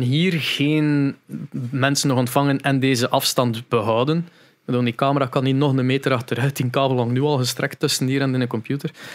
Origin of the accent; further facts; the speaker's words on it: Veurne, Flanders, Belgium; bij ons in Veurne